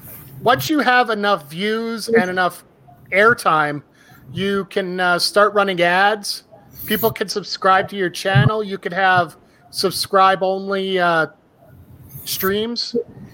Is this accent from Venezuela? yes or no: no; Canada; we're Canadian